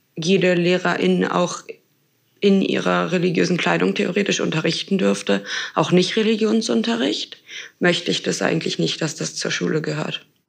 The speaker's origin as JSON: {"language": "German", "region": "Berlin", "country": "Germany", "said": "ich komme ja aus Berlin"}